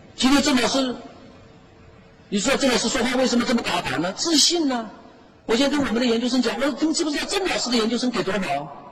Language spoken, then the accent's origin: Chinese; Sichuan, China; moved away as an adult; also born or lived in Zhejiang; now in Hangzhou, China; 我从四川来的